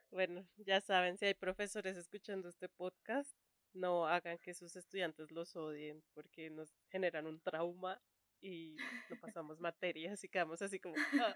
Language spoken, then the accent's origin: Spanish; Colombia; Soy colombiana